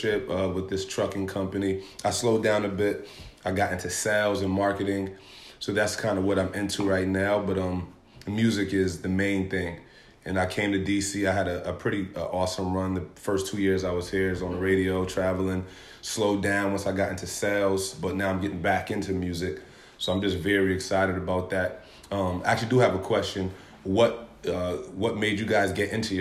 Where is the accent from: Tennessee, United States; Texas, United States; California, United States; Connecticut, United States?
Connecticut, United States; New Haven; moved away as an adult; also born or lived in Nigeria / Maryland; now in Washington, D.C., United States; I was born and raised in New Haven, Connecticut.